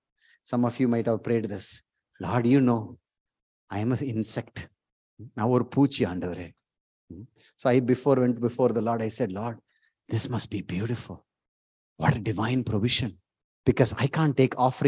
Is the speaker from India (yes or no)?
yes; India; moved away; from India